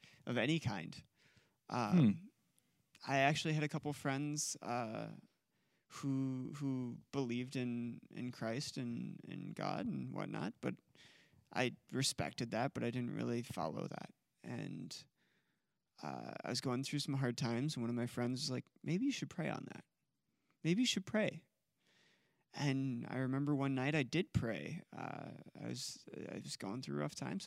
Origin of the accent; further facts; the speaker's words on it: Iowa, United States; I grew up in Iowa